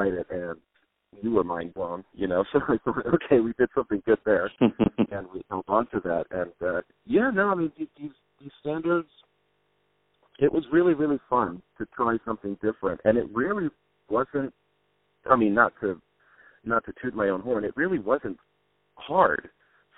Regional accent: Texas, United States; I'm from Texas

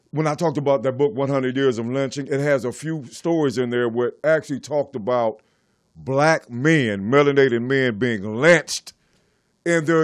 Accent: Compton, California, United States; also born or lived in Germany / France / Belgium; Not only did I grow up in Compton, I grew up in Germany, France, and Belgium.

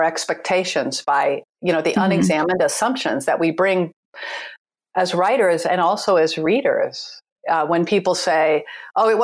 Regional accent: United States; I was born and raised in the United States

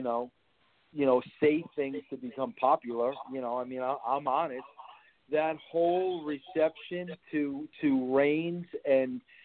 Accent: New York City, New York, United States; I was born in Brooklyn

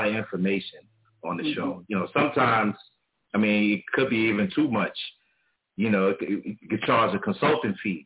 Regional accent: New York City, New York, United States; also born or lived in Brooklyn; I was born in Harlem, but I spent the early years in Harlem

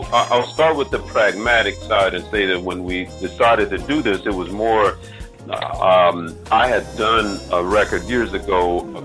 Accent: Memphis, Tennessee, United States; moved away as an adult; also born or lived in Europe / Los Angeles / Nashville; we grew up together here in Memphis.

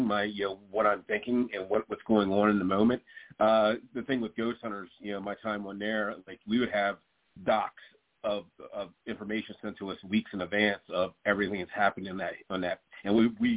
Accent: Delaware, United States; Fort Delaware. It's in my home state.

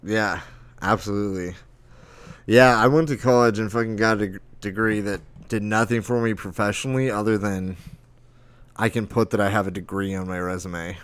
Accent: Lake Havasu City, Arizona, United States; Havasu in my hometown

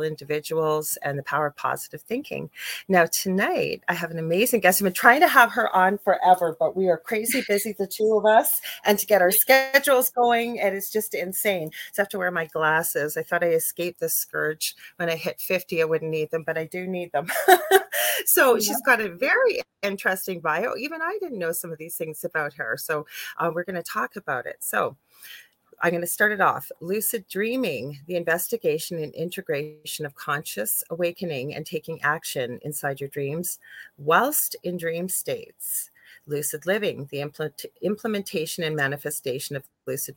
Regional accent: Canada; I'm a Canadian clairvoyant medium

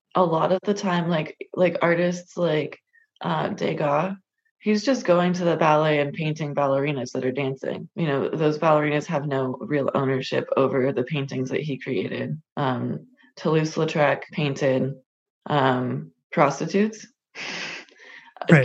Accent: California, United States; born or raised there

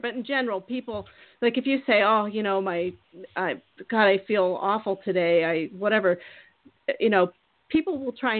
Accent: Minnesota, United States; I'm from Minnesota. Also, you know, my parents live there and everything.

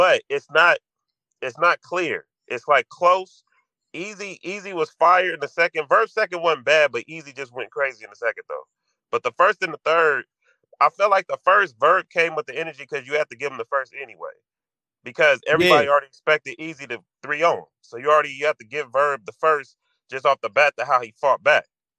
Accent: California, United States; I'm from Cali

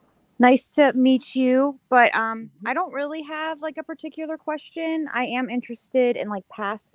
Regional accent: Pittsburgh, Pennsylvania, United States; My birth date is 10/7/97, and I was born in Pittsburgh.

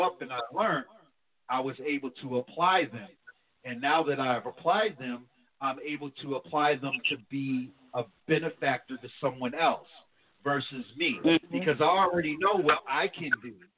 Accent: New Jersey, United States; moved away; I'm from New Jersey

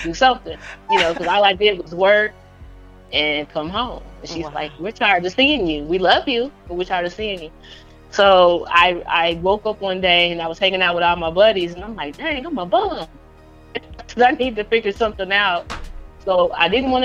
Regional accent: Indiana, United States; now in Atlanta, United States; I'm from Indiana, so it's not like there was a lot of resources there available

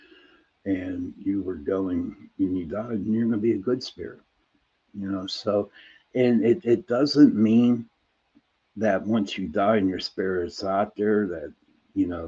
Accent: Pittsburgh, Pennsylvania, United States; I'm from Pittsburgh, Pennsylvania

